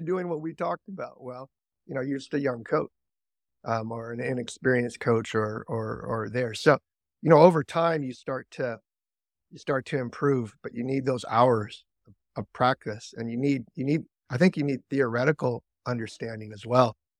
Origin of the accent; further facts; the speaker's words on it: Seattle, Washington, United States; I was American. I grew up, grew up in Seattle